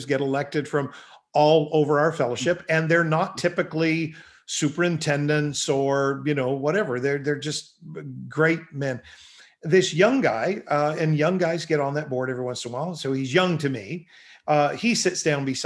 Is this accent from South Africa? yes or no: no; Canada; I'm from Canada